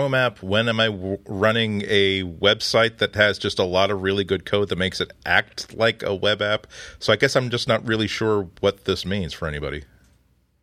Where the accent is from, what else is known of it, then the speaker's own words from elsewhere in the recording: New England, United States; I'm from New England